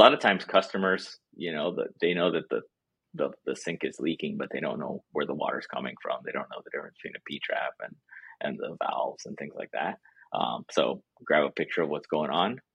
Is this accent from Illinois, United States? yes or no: no; South Florida, United States; moved away as an adult; also born or lived in Durham, North Carolina / Boston; now in North Carolina, United States; I grew up in South Florida